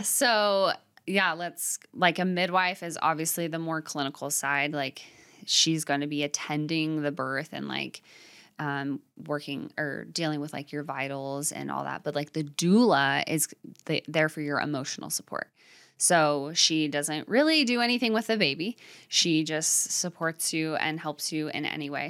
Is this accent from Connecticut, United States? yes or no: no; Arizona, United States; moved away; also born or lived in Utah; I grew up in Arizona, but with a religious background, and then moving to Utah